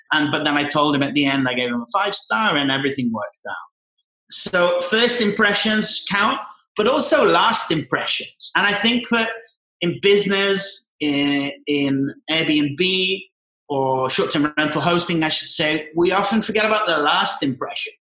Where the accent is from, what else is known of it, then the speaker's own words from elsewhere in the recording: near Liverpool, North West England, United Kingdom; moved away as an adult; also born or lived in Scotland; now in Mexico; Grew up from seven years old in England, uh, near Liverpool.